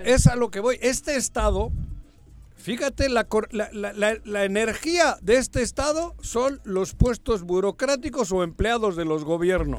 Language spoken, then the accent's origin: Spanish; Cuernavaca, Morelos, Mexico; Yo sigo más involucrado en Morelos, en Cuernavaca, en mi terruño